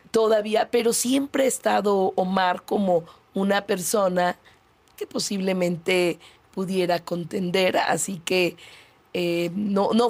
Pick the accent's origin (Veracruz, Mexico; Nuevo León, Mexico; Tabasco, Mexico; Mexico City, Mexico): Mexico City, Mexico; also born or lived in Iztapalapa, Mexico City; Yo nací en la Benito Juárez, en la colonia Nativitas. Okay. Eh, estudié allí la primaria, el primer año de secundaria. Entonces soy una mujer del poniente que por convicción me fui a vivir al extremo oriente de la ciudad.